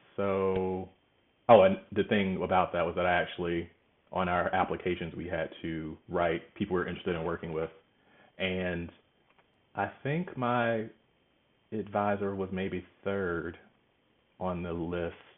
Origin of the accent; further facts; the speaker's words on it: Georgia, United States; moved away as an adult; now in Los Angeles, United States; I'm from Georgia, so I thought I'd go to Georgia Tech.